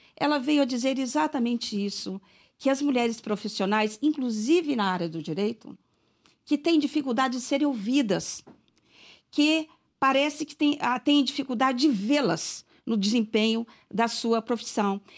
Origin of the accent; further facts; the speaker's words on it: Serro, Minas Gerais, Brazil; eu nasci em Cerro e lá estudei durante o curso primário e também fiz lá o ensino médio